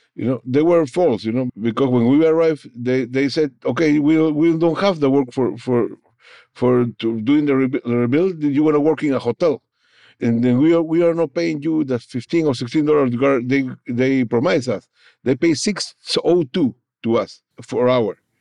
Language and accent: English; Peru; first language Spanish; English is a second language; moved away as an adult; now in New Orleans, United States; I was brought from Peru, you know, in my original country, to New Orleans, Louisiana